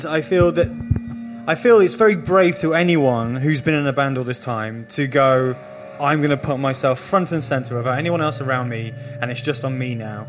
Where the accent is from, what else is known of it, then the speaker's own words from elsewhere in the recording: United Kingdom; We're British